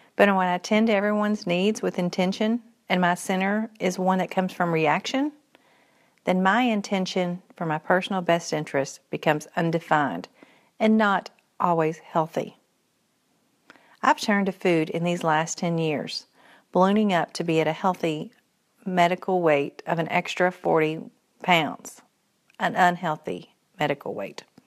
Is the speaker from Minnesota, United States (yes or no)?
no; Henderson, Kentucky, United States; moved away as an adult; also born or lived in Morehead, Kentucky; now in Central Kentucky, United States; I was born in Purcell's, Central Kentucky, moving in third grade to Henderson, Western Kentucky, where I'd graduate from high school